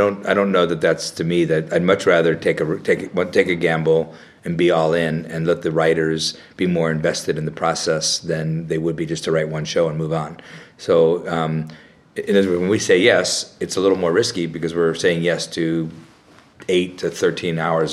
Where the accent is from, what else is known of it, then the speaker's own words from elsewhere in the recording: Phoenix, Arizona, United States; I grew up in Phoenix, Arizona, pretty small town